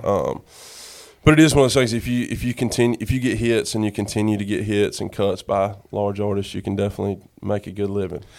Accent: Sanford, North Carolina, United States; moved away as an adult; also born or lived in Greenville, North Carolina; now in Nashville, United States; born and raised in Sanford, my family was the same way.

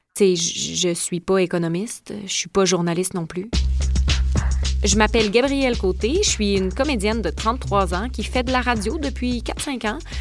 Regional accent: Lévis, Quebec, Canada; je suis née à Lévis, à quelques de la maison d'Alphonse puis de Rimène Desjardins.

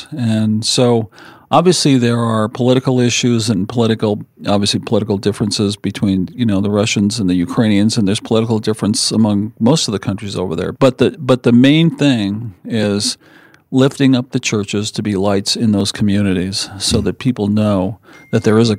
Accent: South Windsor, Connecticut, United States; moved away as an adult; also born or lived in California; I grew up in Connecticut and a town called South Windsor.

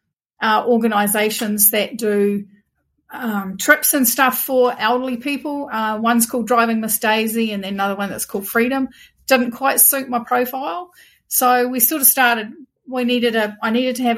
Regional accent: Waitara, Taranaki, New Zealand; So I live in a town called Waitara in Taranaki, and I have lived only ever in three houses. I've only ever lived in the same town. I lived in a house I grew up

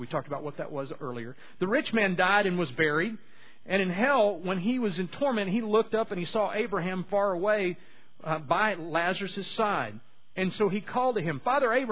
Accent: Louisiana, United States; I was from Louisiana

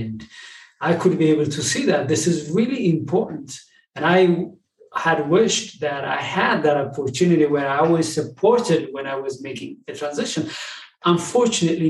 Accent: Ethiopia; moved away as an adult; now in United States; I'm originally from Ethiopia. I came to the United States in 2005

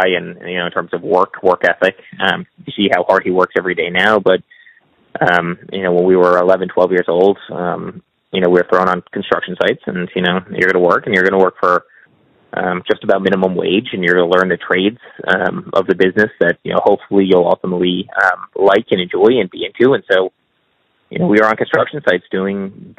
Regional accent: New York, United States; my father was obviously a well-known guy. He's an unbelievable developer in New York

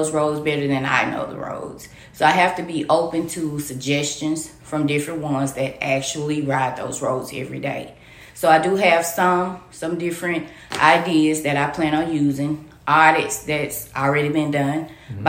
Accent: Natchitoches, Louisiana, United States; moved away; I'm originally from here. This is my hometown

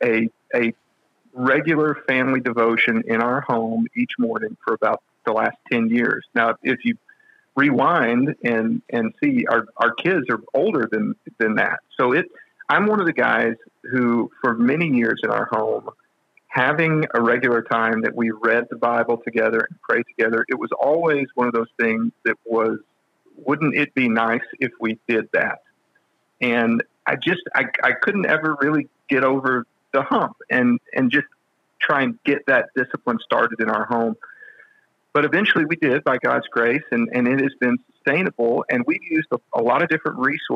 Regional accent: West Texas, United States; now in Nashville, United States; I'm from a small town out in West Texas

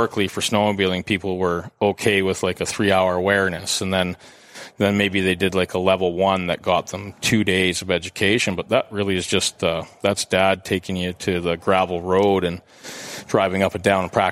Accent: Canada; I'm not from Edmonton, but I'm from Canada

